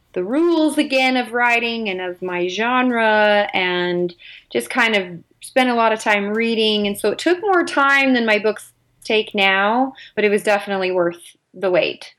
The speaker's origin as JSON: {"language": "English", "region": "California", "country": "United States", "tie": "born or raised there", "moved": "yes", "lives_now": "Utah, United States", "said": "I grew up in California. Currently live in Utah"}